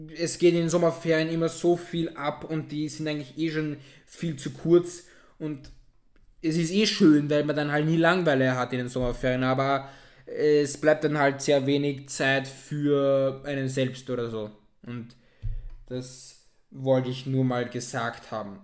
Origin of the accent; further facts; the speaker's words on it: Austria; mir als Österreicher